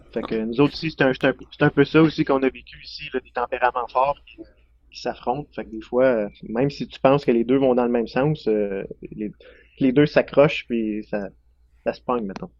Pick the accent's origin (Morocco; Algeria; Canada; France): Canada; Lefebvre, Quebec; moved away as an adult; now in Saint-Anicet, Canada; je viens de Lefebvre, près de Drummondville. C'est là que j'ai grandi, sur la ferme ancestrale